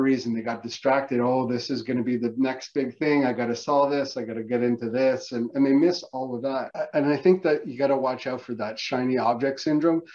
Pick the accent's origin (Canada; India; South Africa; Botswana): Canada; I'm Canadian.